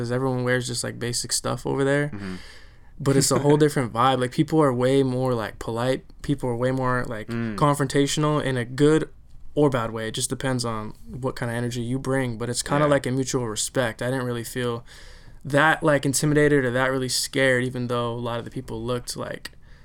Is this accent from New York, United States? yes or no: no; California, United States; I'm from Cali